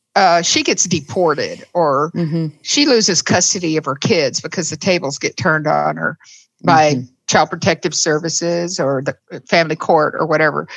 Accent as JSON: {"language": "English", "region": "the South", "country": "United States", "tie": "born or raised there", "said": "I was raised in the South"}